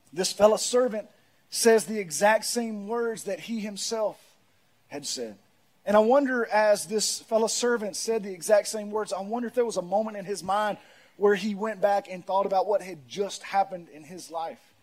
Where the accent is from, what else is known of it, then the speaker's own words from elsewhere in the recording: Pearl, United States; I'm from Pearl.